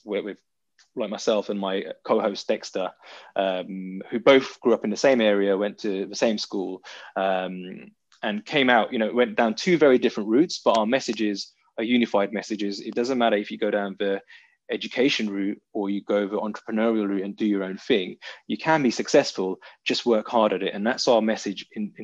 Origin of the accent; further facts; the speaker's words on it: London, United Kingdom; growing up in South London, which is quite a rough, if not brutal, area to grow up in as a young guy